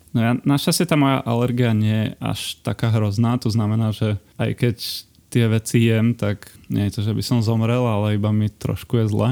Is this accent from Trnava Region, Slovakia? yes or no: yes; Piešťany, Trnava Region, Slovakia; also born or lived in Trenčín; Ja som z Adama Trána, takže Piešťan